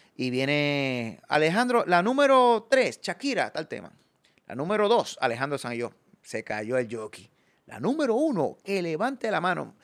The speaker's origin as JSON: {"language": "Spanish", "country": "Puerto Rico", "said": "ser profeta en mi tierra. Porque yo, viajo y hago show, pero yo no pude desarrollar más mi carrera en aquellos tiempos porque no podía salir de Puerto Rico"}